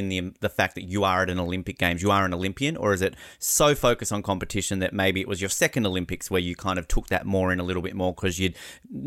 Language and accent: English; Australia; as an Australian